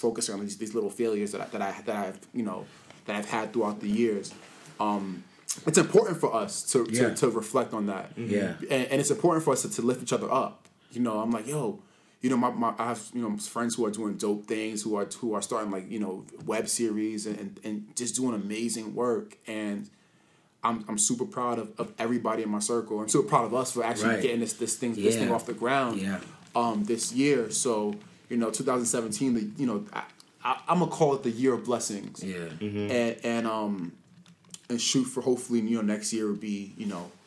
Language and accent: English; New York City, New York, United States; I'm from the Bronx